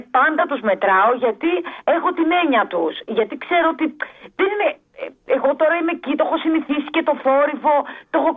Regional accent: Athens, Attica, Greece; born there; Εγώ γεννήθηκα στην Αθήνα από γονεί Βέρου κεφαλονίτες.

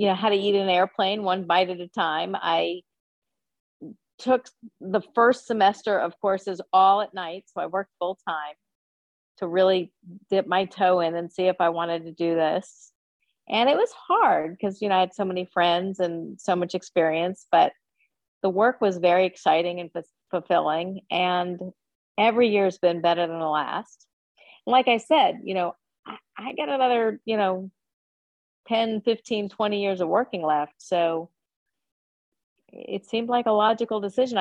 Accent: Florida, United States; moved away as an adult; also born or lived in Boston / New York / Philadelphia; I grew up right here in Florida

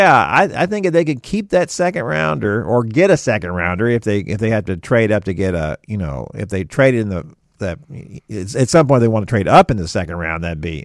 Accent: Houston, Texas, United States; growing up in Houston, and all the teams were just terrible for most of the time I was growing up.

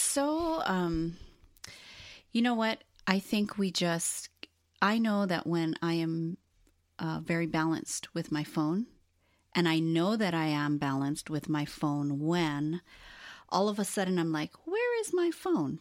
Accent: Hawaii, United States; also born or lived in Los Angeles, United States; now in Portland, United States; being born and raised in Hawaii and then moving to L A was a huge shock

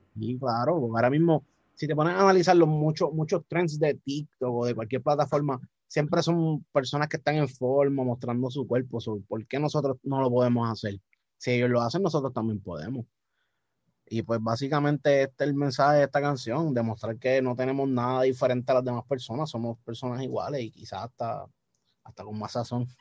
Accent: Puerto Rico; accent: boricua; Yo toda mi vida he sido nacido y criado en Puerto Rico

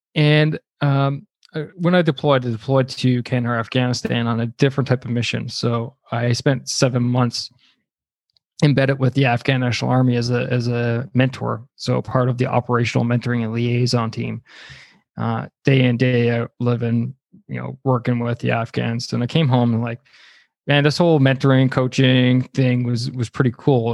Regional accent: Canada; I'm Canadian

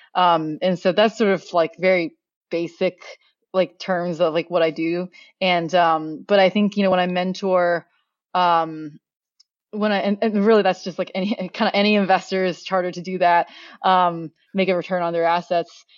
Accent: Oregon, United States; also born or lived in Beijing, China; I grew up in Oregon, so really the outdoors is, like, part of my upbringing.

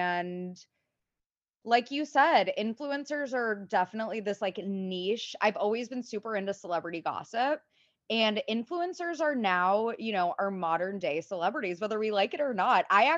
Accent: Cincinnati, Ohio, United States; now in New York City, United States; I live in New York City. I originally hail from Cincinnati.

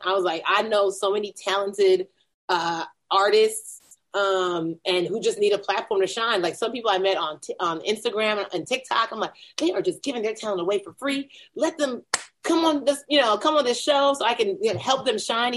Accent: Nigeria; moved away; I'm still a Nigerian who likes competition

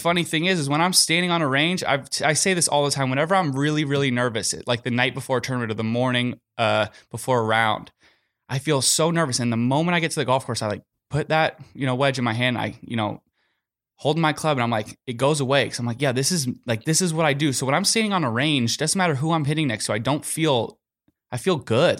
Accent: Southern California, United States; I'm from Southern California

